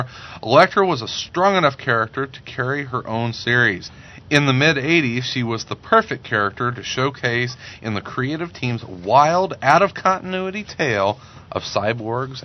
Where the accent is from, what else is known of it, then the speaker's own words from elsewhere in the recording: Southern Illinois, United States; Growing up in Bumblebee, Southern Illinois